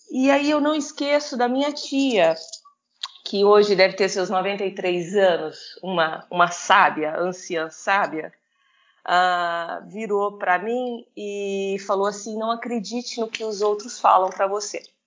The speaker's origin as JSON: {"language": "Portuguese", "town": "Itumbiara", "region": "Goiás", "country": "Brazil", "also_born_or_lived": "Portugal", "moved": "as an adult", "said": "eu sou de Tumbiara, uma cidade de 100 mil habitantes"}